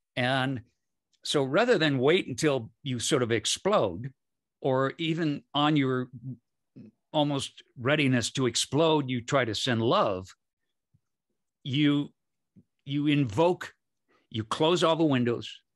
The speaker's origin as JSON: {"language": "English", "region": "Michigan", "country": "United States", "tie": "born or raised there", "also_born_or_lived": "San Francisco / Berkeley", "moved": "yes", "said": "I grew up in Michigan, and then I lived in San Francisco and Berkeley"}